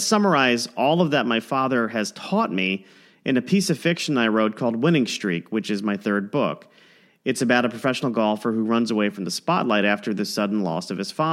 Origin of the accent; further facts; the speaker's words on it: South Florida, United States; We grew up in South Florida, so we had a pool like many people did in our backyard